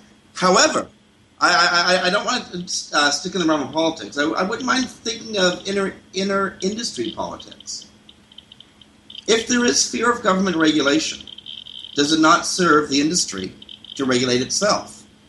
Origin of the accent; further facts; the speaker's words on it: Canada; I'm a Canadian.